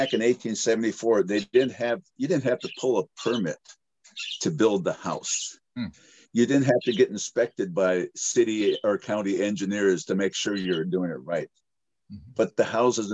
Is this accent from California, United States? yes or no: no; Holly, Minnesota, United States; also born or lived in Fargo, North Dakota / Norway; now in Hawaii, United States; I grew up in Holly, Minnesota, which is 18 miles outside of Fargo, North Dakota